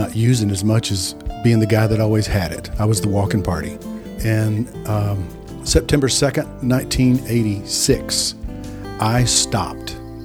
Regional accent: Texas, United States; I'm a redneck from Texas

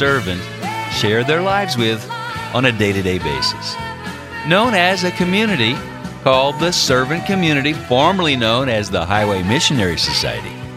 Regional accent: Carbondale, Illinois, United States; moved away as an adult; also born or lived in Woodland Hills, California; to do a concert in my hometown, Carbondale, Illinois

